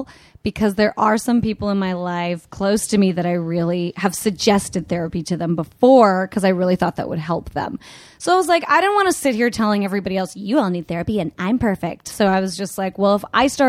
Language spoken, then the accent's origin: English; Canada; now in Los Angeles, United States; I'm Canadian